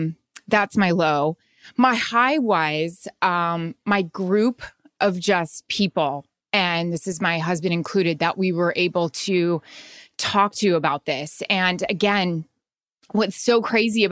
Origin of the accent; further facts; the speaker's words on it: Florida, United States; growing up in Florida.